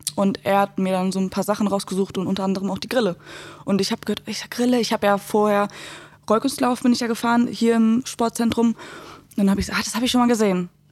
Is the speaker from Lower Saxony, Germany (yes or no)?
yes; Gifhorn, Lower Saxony, Germany; moved away; ich war ähm, aus Gifhorn die Einzige, die da war